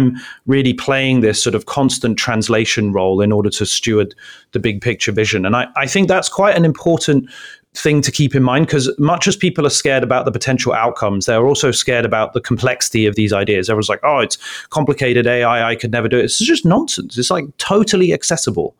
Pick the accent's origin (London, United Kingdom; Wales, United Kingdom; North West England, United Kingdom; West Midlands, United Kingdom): London, United Kingdom; now in Palo Alto, United States; I grew up on Caledonian Road in London, Council Estate